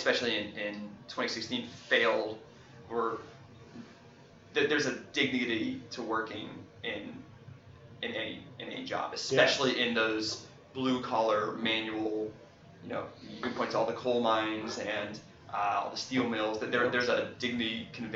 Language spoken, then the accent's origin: English; Pittsburgh, Pennsylvania, United States; we're both from Pittsburgh